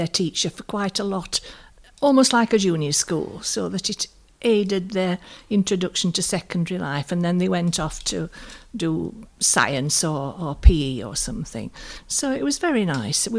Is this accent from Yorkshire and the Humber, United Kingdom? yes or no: yes; Colne Valley, Yorkshire and the Humber, United Kingdom; I was born in the Colne Valley and have taught in the Colne Valley at various junior schools